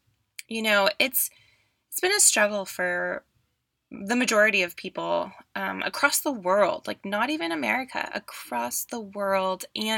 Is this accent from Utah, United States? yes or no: no; California, United States; also born or lived in Seattle; now in Oregon, United States; Like, I came from California, moving from California to Seattle and then now to Oregon, and I just still miss those sunny SoCal days.